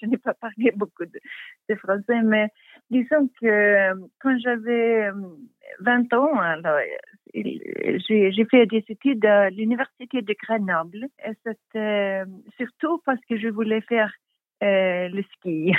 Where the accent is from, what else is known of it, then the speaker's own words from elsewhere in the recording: Stockholm, Stockholm County, Sweden; French is a second language; also born or lived in Sandhamn; ma famille vient de Stockholm depuis plus de, de 100 ans.